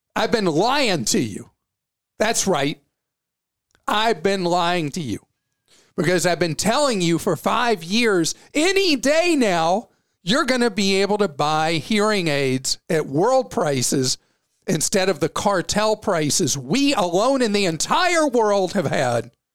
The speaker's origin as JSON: {"language": "English", "region": "the South", "country": "United States", "said": "I'm a Southerner"}